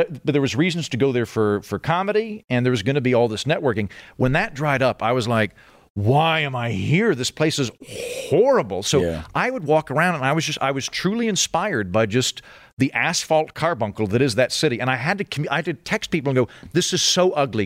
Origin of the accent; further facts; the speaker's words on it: Oklahoma, United States; moved away; also born or lived in Los Angeles; I'm from Oklahoma